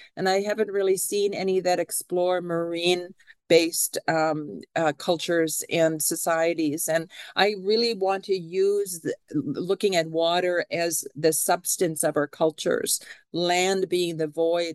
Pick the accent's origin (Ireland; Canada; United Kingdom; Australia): Canada; now in Seattle, United States; I am a Canadian citizen